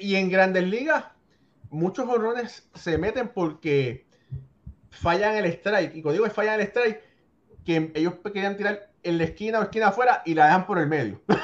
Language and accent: Spanish; Puerto Rico; querida Puerto Rico, también mi tierra